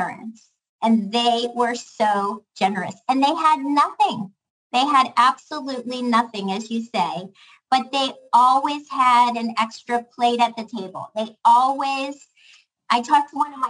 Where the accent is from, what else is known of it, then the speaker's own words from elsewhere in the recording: Pittsburgh, Pennsylvania, United States; also born or lived in Chicago; I am very much the same working class girl from Pittsburgh that I've always been